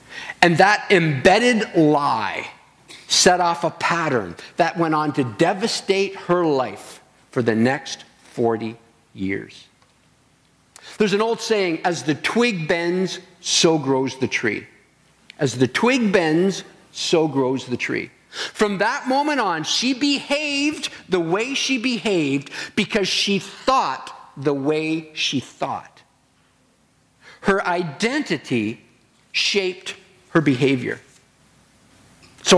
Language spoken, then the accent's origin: English; Stratford, Ontario, Canada; moved away as an adult; now in British Columbia, Canada; I'm from Stratford.